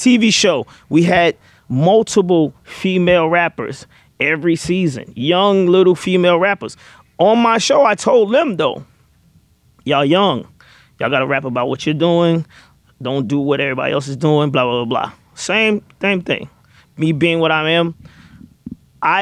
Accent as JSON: {"language": "English", "region": "the South", "country": "United States", "said": "I'm from the South"}